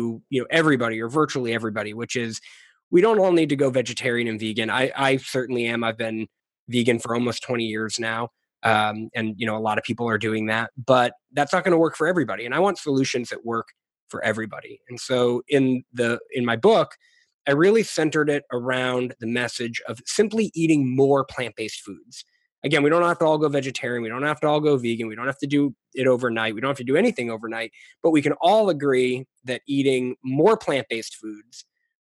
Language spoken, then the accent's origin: English; New England, United States; moved away as an adult; also born or lived in Philadelphia / Washington, D.C. area / Maryland / New Orleans; now in Austin, United States; I grew up in the Northeast in New England, but I've been kind of making my way south and west ever since. I've moved around quite a bit.